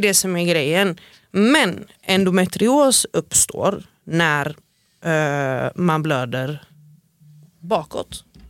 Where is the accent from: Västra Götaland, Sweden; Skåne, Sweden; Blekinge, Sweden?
Västra Götaland, Sweden; Gothenburg; som kom ifrån eh, Angered